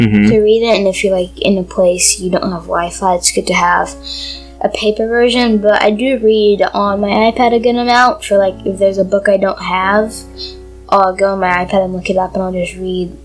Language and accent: English; Washington, United States; I was born in Washington State, September 2009.